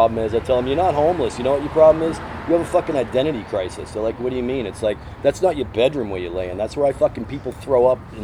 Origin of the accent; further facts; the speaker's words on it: Boston, Massachusetts, United States; I'm from Boston